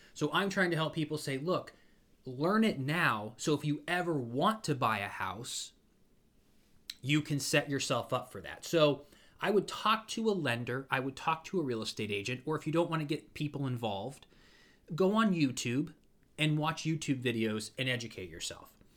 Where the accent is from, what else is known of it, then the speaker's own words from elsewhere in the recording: Ashtabula, Ohio, United States; now in Orlando, United States; where I grew up in Ashtabula